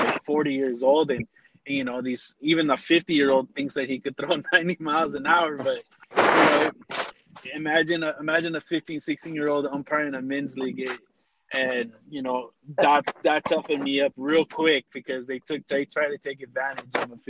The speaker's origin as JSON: {"language": "English", "town": "Montebello", "region": "California", "country": "United States", "tie": "born or raised there", "also_born_or_lived": "Downey, California", "said": "I was raised in Montebello"}